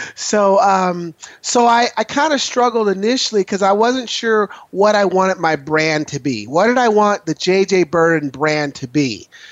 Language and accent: English; Portland, Oregon, United States; as a young man growing up in Northeast Portland